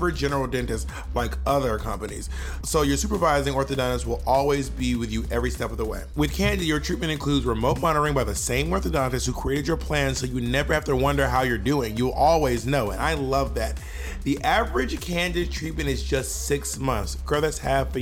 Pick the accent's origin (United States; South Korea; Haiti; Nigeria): United States; Atlanta, Georgia; also born or lived in New York City / San Francisco; now in Los Angeles, United States; I'm from Atlanta